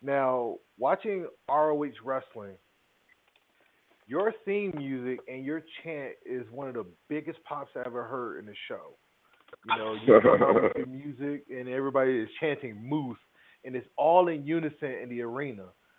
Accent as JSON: {"language": "English", "town": "Virginia Beach", "region": "Virginia", "country": "United States", "tie": "born or raised there", "said": "I grew up in Virginia Beach, Virginia, across the water from Newport News"}